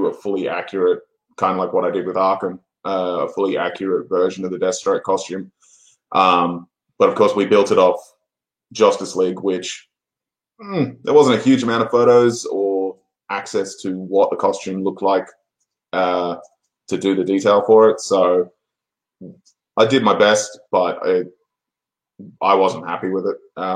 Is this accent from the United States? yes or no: no; Australia; accent: Australian; I'm an Australian, clearly by the accent.